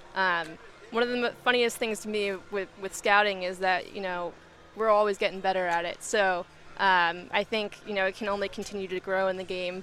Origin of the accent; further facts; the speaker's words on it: Marin, California, United States; growing up in Marin, going to high school there